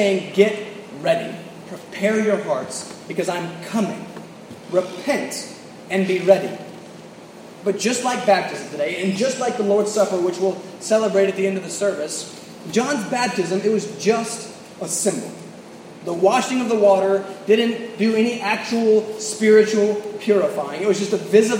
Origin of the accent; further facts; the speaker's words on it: the South, United States; moved away; I'm from the South